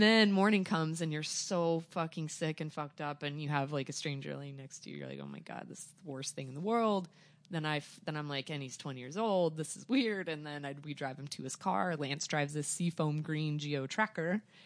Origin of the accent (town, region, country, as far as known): Joplin, Missouri, United States; born or raised there; also born or lived in Arkansas